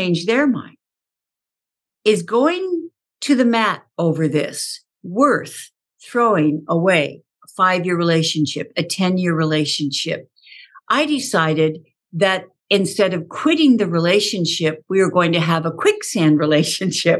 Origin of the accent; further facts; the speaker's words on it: Southern California, United States; I grew up in Southern California on a horse